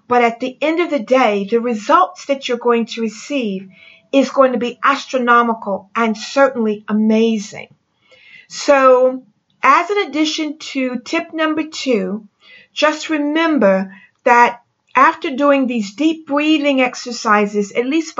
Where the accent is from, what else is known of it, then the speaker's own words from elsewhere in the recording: France; moved away; I'm from France